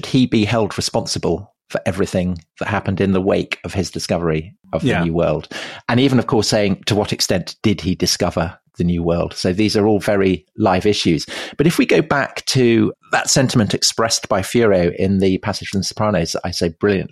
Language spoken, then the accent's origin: English; United Kingdom; I'm not from New Jersey. I'm British